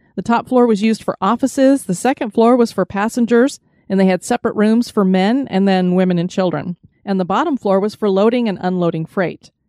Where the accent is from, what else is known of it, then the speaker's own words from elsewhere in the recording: Colorado, United States; now in Central Florida, United States; my home state of Colorado, Cripple Creek.